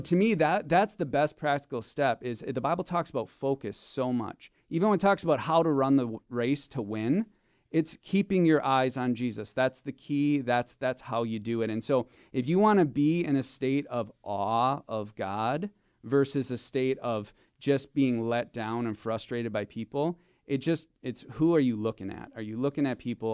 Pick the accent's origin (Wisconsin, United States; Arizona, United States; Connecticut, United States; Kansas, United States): Wisconsin, United States; Marinette; I grew up in, in Northeast Wisconsin. I grew up in Marinette